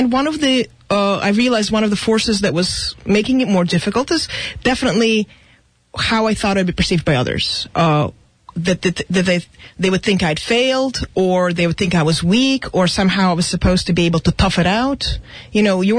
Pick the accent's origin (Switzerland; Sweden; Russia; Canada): Russia; now in United States; I was born in Russia, so my family, we immigrated from what at the time was Soviet Union